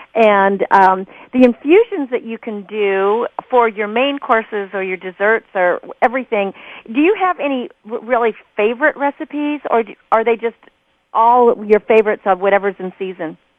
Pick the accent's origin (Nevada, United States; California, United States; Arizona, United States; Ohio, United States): California, United States; Napa Valley; I grew up uh, in the vineyard. I'm from Napa Valley